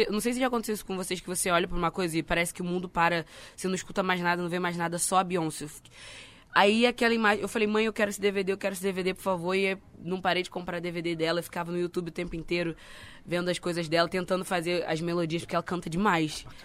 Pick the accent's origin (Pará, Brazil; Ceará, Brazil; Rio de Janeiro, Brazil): Rio de Janeiro, Brazil; Duque de Caxias; now in Rio de Janeiro, Brazil; eu sou, agora eu moro na Barra, mas eu sou cria, né, de Duque de Caxias. Baixada Fluminense.